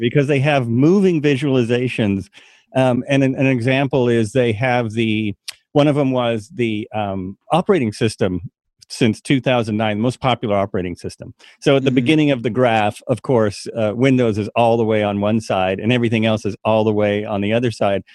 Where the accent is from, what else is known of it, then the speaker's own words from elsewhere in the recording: United States; we come from America